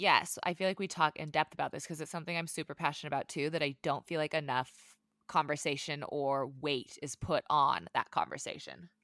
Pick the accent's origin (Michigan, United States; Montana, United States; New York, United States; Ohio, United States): Montana, United States; I grew up in Montana